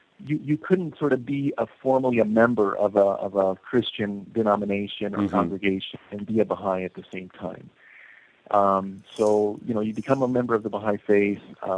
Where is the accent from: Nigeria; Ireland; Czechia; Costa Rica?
Costa Rica; born there; And yet, you know, I'm an American. I was born in Costa Rica.